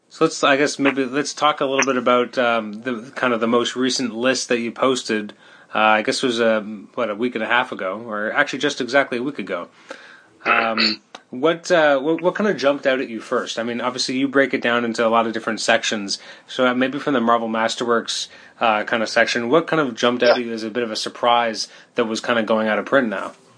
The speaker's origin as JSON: {"language": "English", "country": "Canada", "said": "I'm Canadian"}